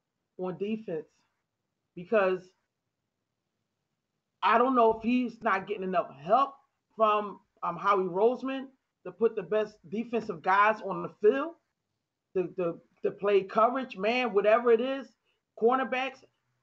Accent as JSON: {"language": "English", "town": "Philadelphia", "region": "Pennsylvania", "country": "United States", "tie": "born or raised there", "said": "I was born and raised up in Philadelphia."}